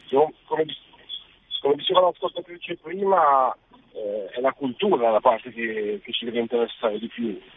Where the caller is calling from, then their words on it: Milan, Lombardy, Italy; Siamo da Milano.